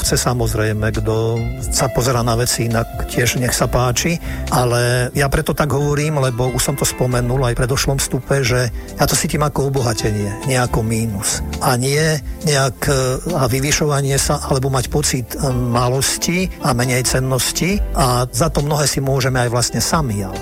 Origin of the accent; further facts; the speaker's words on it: Slovakia; ja som ten pocit, že som Slovák mal a mám.